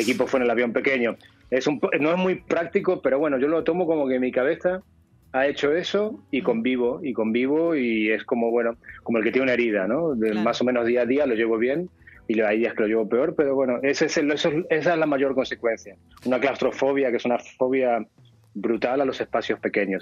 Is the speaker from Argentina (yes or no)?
yes; Argentina; moved away; soy argentino